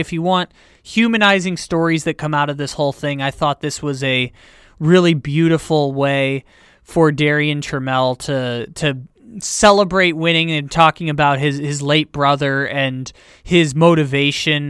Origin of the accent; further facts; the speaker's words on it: San Diego, California, United States; My hometown of San Diego